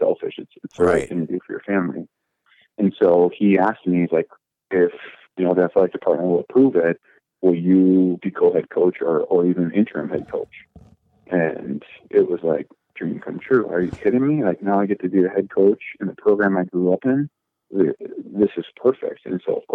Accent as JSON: {"language": "English", "town": "Shakopee", "region": "Minnesota", "country": "United States", "tie": "born or raised there", "said": "Shakopee is my hometown"}